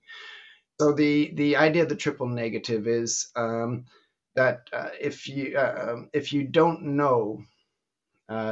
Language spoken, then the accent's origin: English; Canada; now in Belgium; I'm originally Canadian, living in Belgium for the last 40 years